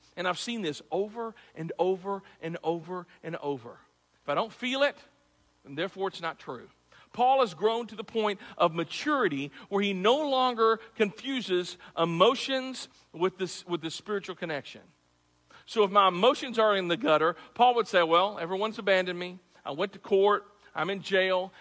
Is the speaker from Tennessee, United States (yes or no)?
yes; Clarksville, Tennessee, United States; I'm from Tennessee, Clarksville